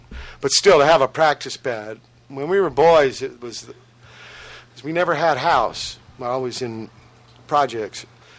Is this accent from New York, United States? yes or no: yes; New York, United States; I don't know anybody, but being a New Yorker, you're not afraid of trains.